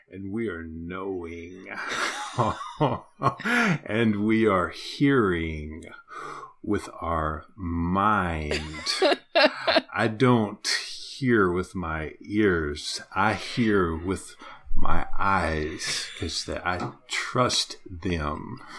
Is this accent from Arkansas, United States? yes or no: yes; Arkansas, United States; I'm from Arkansas. I could pick up a rock and I could throw it a quarter mile and I could hit 20 Baptist churches